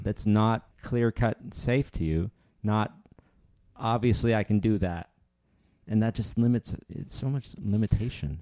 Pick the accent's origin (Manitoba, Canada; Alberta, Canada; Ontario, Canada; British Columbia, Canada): Ontario, Canada; Northern; I grew up in Northern Ontario